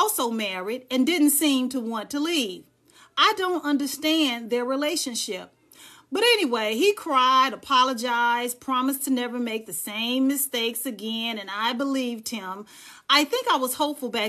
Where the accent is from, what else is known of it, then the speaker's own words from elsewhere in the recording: Dallas, Texas, United States; now in Charlotte, United States; I am from Dallas, Texas, but I'm currently living in the Queen City, Charlotte, North Carolina.